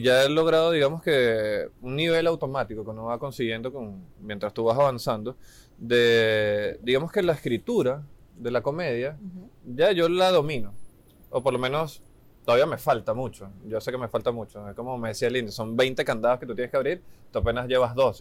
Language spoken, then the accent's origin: Spanish; Venezuela; now in Chile